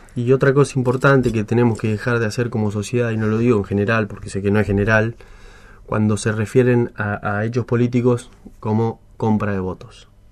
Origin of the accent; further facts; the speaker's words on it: Argentina; cuando digo nosotros, digo como argentinos